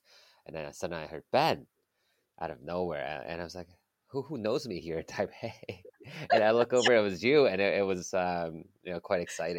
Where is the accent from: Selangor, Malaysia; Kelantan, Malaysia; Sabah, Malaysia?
Sabah, Malaysia; Kota Kinabalu; also born or lived in Kuala Lumpur; So I was born in Kuala Lumpur, Malaysia.